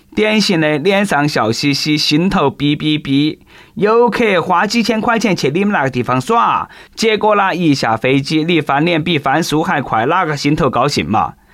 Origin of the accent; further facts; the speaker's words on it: China; 我们中国人绝对没有像你们老外想得那么无知。